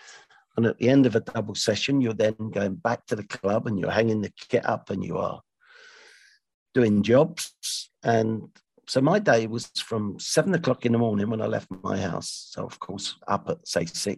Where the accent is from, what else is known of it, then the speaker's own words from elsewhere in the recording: London, United Kingdom; I'm from West London. I'm not a North Londoner